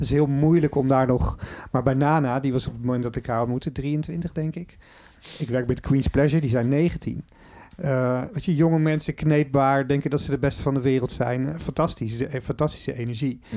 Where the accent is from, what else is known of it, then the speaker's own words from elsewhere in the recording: Netherlands; je bent gewoon een Nederlander.